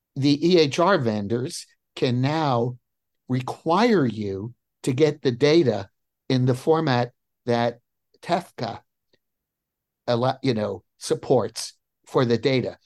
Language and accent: English; New Jersey, United States; now in Crystal City, United States; I grew up in New Jersey